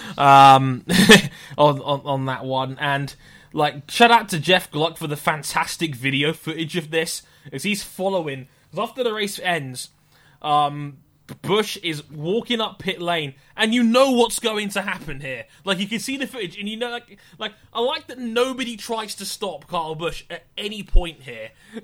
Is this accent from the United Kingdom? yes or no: yes; United Kingdom; I'm a Brit